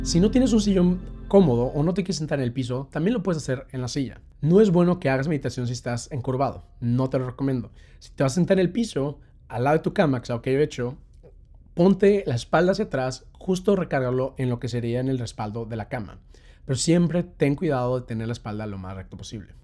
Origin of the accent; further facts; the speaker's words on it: Mexico; now in London, United Kingdom; soy un mexicano que está viviendo aquí en Londres